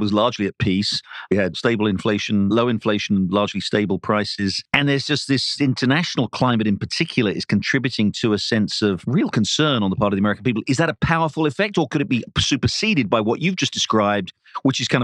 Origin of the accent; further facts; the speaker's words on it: England, United Kingdom; moved away; I grew up in England, where I went to university.